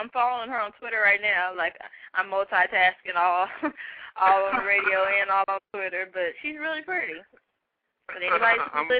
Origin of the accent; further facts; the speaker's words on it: Austin, Texas, United States; I'm a model from Austin, Texas.